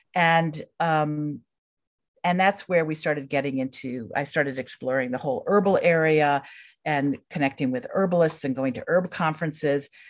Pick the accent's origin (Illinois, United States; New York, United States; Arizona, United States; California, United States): New York, United States; Hamilton; moved away as an adult; also born or lived in Minnesota; I grew up in Hamilton, New York, which is a small town in central New York State